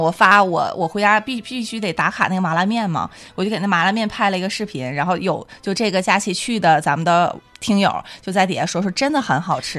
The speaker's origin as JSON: {"language": "Chinese", "town": "Liaoyuan", "region": "Jilin", "country": "China", "tie": "born or raised there", "moved": "yes", "said": "我家乡辽源"}